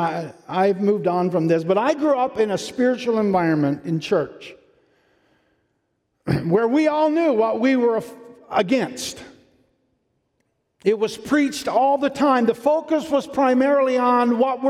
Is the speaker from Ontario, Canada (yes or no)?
no; Newfoundland and Labrador, Canada; I'm from Newfoundland